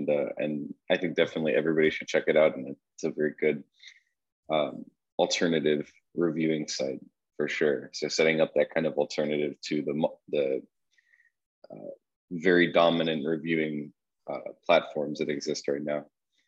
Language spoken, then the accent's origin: English; Qatar; born there; I was born in Qatar, and so I'm kind of thinking about my parents were working there at the time, both also English speakers